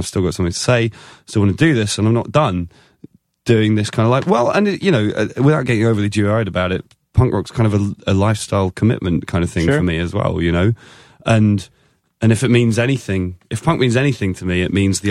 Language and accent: English; England, United Kingdom; I'm English